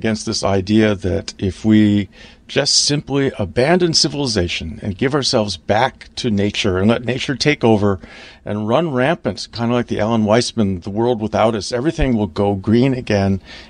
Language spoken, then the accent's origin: English; Pacific Northwest, United States; Well, I come from the Pacific Northwest